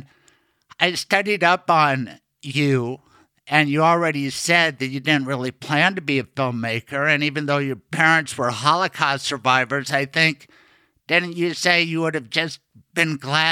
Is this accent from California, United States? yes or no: no; Denver, Colorado, United States; I grew up in Southeast Denver